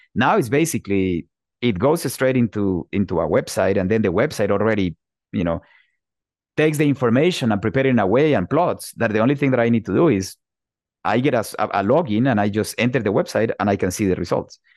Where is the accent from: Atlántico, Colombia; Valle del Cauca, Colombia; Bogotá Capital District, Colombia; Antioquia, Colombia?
Bogotá Capital District, Colombia; Bogota; moved away as an adult; also born or lived in Pittsburgh, Pennsylvania, United States; now in United States; I'm originally from Bogota, Colombia